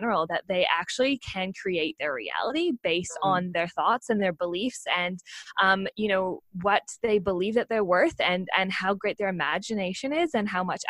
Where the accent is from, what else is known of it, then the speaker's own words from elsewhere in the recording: Australia; So I'm really proud to say that I am an Australian Olympian. And you might be finding that a little bit funny because I know I'm sure everyone hears my accent